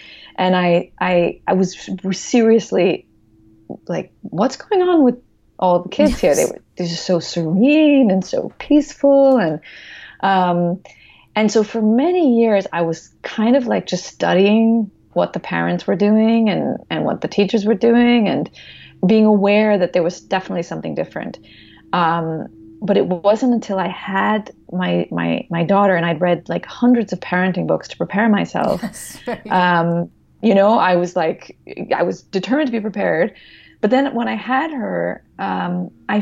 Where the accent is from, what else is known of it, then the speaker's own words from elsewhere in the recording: United States; I'm American